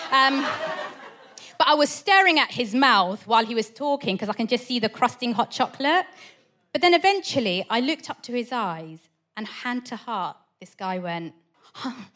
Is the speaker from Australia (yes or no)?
no; Portsmouth, South East England, United Kingdom; I grew up in Portsmouth